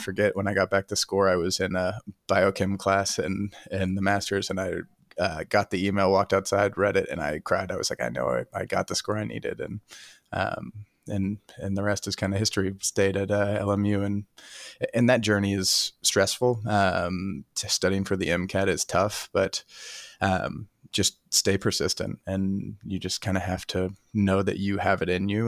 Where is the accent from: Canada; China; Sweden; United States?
United States; Chattanooga, Tennessee; also born or lived in Ohio; I am from Chattanooga, Tennessee originally